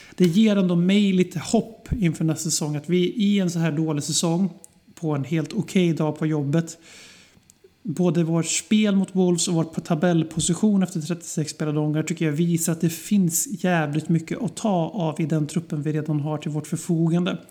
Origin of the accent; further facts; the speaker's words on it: Sweden; vi svenskar